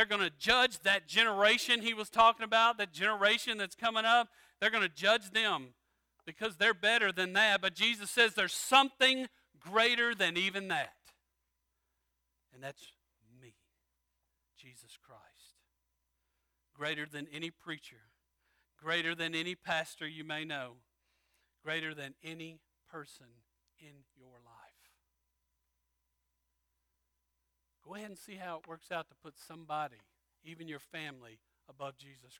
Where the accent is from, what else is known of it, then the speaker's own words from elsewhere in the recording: Louisiana, United States; I'm from Louisiana